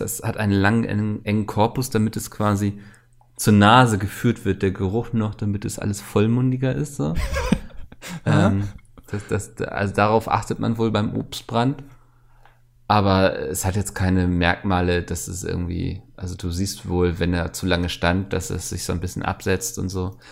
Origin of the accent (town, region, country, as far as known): Northern Germany, Germany